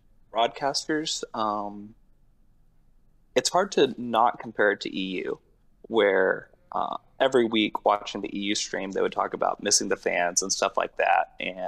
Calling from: College Station, Texas, United States; College Station, Texas.

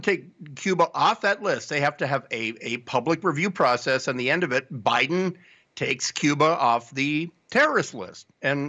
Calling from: Tonga; I'm calling from Tonga.

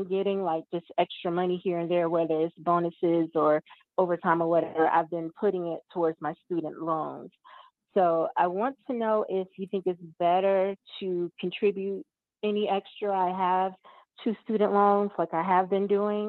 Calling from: Georgia, United States; I'm calling from Georgia.

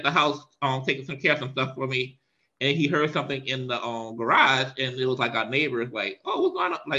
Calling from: Powder Springs, Georgia, United States; I'm calling you from Powder Springs, Georgia. We are officially moved

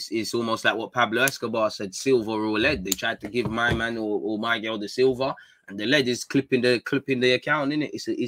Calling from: Australia; I'm watching from Australia. Big up the Aussies, man.

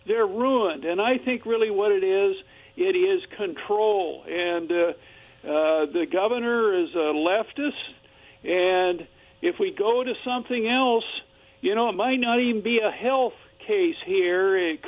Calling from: Kennewick, Washington, United States; You know, this is … from Kennewick.

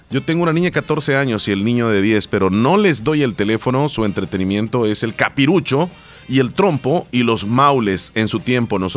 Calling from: Silver Spring, Maryland, United States; de Silver Spring y quiero felicitar a mi papá que está cumpliendo 81 años.

